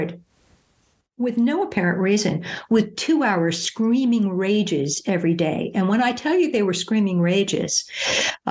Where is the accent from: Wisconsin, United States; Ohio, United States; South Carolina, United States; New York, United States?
New York, United States; New York City; moved away; I'm originally from New York City